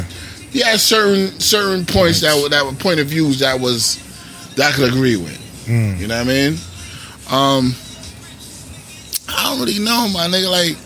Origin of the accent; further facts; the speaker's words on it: New York, United States; I'm black from New York.